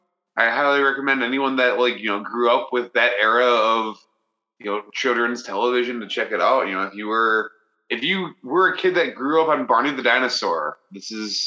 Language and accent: English; Green Bay, Wisconsin, United States; my hometown of Green Bay